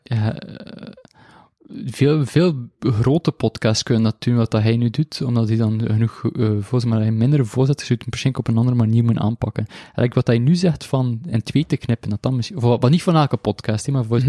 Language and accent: Dutch; Belgium; accent: mix of the coast; Ik ben van België en ik, en ik spreek Nederlands en Frans